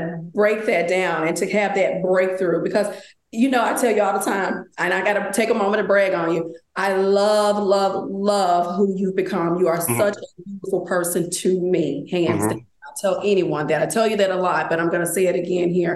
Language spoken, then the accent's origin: English; Memphis, Tennessee, United States; When I was growing up in Memphis, Tennessee